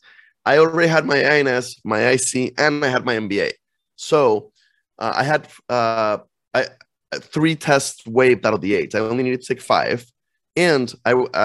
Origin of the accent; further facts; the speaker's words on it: Costa Rica; moved away as an adult; also born or lived in Iowa, United States; now in United States; born and raised in Costa Rica, went to the American school, came to college in the States